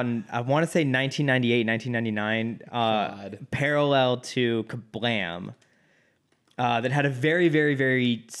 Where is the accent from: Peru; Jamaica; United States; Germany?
United States; Dallas, Texas; Hey now. I'm from Dallas.